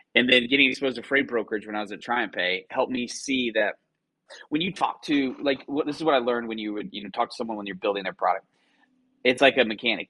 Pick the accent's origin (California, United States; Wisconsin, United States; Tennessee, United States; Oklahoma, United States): Oklahoma, United States; Clinton; moved away as an adult; also born or lived in Waco, Texas / Dallas, Texas / New York; I grew up in a small town in western Oklahoma on I 40 called Clinton, Oklahoma, town about 6,000 people